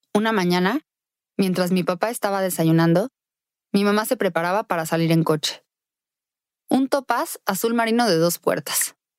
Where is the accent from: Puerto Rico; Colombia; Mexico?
Mexico; Querétaro; Nací en Querétaro, México, en 1989